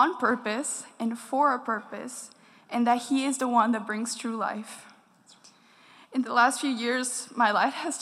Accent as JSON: {"language": "English", "country": "Dominican Republic", "tie": "born or raised there", "said": "I was born and raised in the Dominican Republic"}